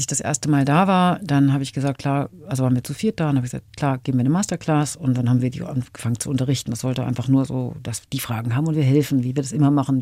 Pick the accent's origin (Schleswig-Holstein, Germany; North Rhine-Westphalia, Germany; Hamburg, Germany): Hamburg, Germany; in meiner Heimatstadt Hamburg